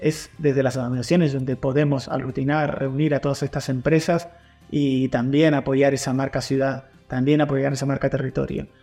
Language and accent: Spanish; Argentina; now in Alicante, Spain; como argentino